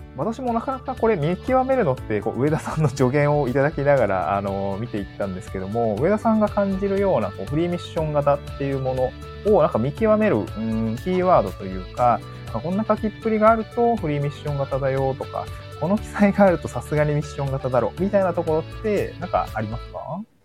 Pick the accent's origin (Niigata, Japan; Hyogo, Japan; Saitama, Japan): Niigata, Japan; also born or lived in Tokyo; now in Awaji Island, Japan; 新潟市出身ということで